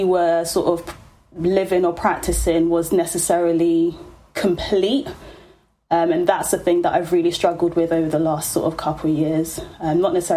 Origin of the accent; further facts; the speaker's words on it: London, United Kingdom; we were just like hanging around the streets of Peckham